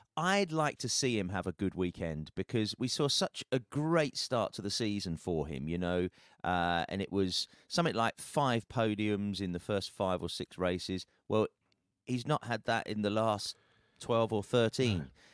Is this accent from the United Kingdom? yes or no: yes; United Kingdom; as a Brit